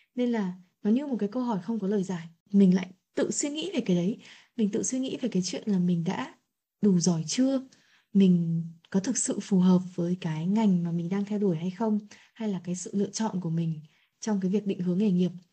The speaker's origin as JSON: {"language": "Vietnamese", "country": "Vietnam", "said": "mình là người Việt Nam mình ăn khác họ này mình có gen khác họ"}